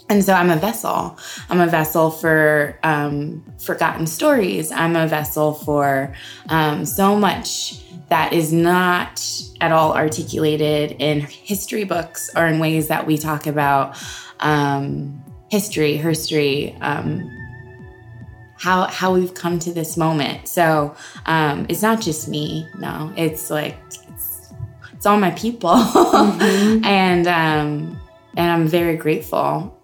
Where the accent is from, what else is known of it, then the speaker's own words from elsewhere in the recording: the South, United States; Mind you, my mom's in the audience, and I'm from the South